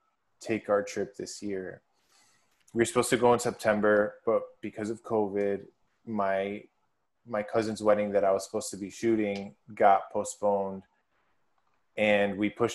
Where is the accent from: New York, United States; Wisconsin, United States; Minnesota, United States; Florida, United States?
Wisconsin, United States; Milwaukee; moved away; also born or lived in Miami; I'm going to Wisconsin tomorrow, which is where I'm from. I was born in Milwaukee. Most people that meet me have like no idea that that's even a possibility. I'm not Midwestern.